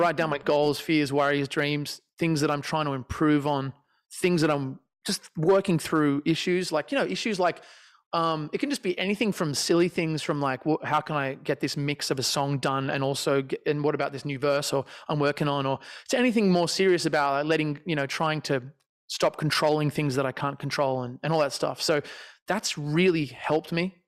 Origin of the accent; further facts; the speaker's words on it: Australia; I'm Australian